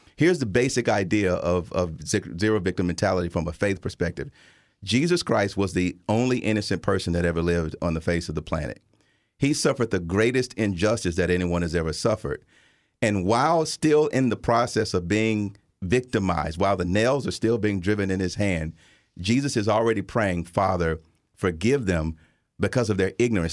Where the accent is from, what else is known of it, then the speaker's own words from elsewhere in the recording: Tuscaloosa, Alabama, United States; now in Chicago, United States; I grew up in Tuscaloosa, Alabama, at the tail end of segregation